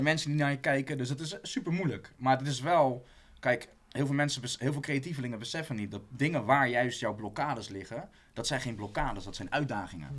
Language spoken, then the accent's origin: Dutch; Rotterdam, South Holland, Netherlands; also born or lived in Amersfoort; Ik ben geboren en getogen in Rotterdam